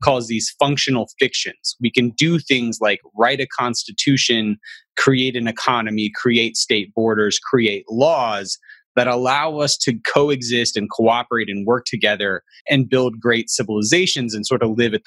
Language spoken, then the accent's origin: English; Alabama, United States; I'm from a conservative religious background and I'm from Alabama